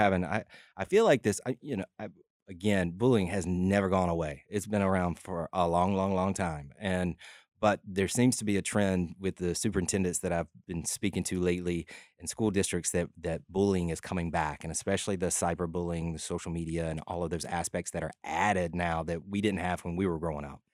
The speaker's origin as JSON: {"language": "English", "town": "LaGrange", "region": "Georgia", "country": "United States", "tie": "born or raised there", "said": "I grew up in LaGrange, Georgia, about an hour south of Atlanta"}